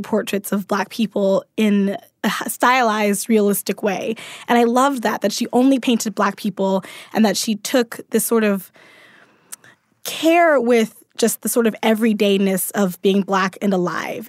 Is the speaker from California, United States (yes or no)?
no; Baltimore, Maryland, United States; I'm from Baltimore